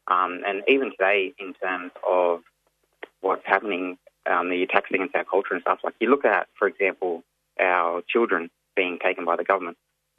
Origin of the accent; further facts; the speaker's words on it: New South Wales, Australia; Yep, so I'm from the Wani Wandian clan of the Yuin Nation. The Yuin Nation is up on the south coast of what's now known as New South Wales.